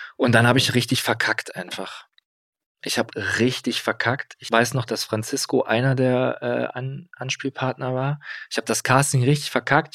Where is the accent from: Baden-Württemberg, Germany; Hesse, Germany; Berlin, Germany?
Hesse, Germany; Kassel; moved away; ich komme aus Kassel, so ein bisschen ländlich alles.